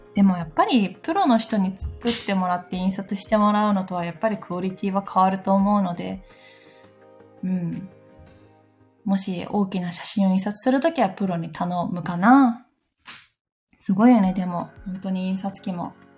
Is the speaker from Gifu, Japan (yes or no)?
yes; Gifu, Japan; moved away; 私の出身地、 岐阜県